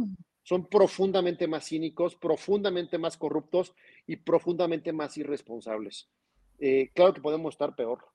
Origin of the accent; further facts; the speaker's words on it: Zacatecas, Mexico; nuestra capital Zacatecana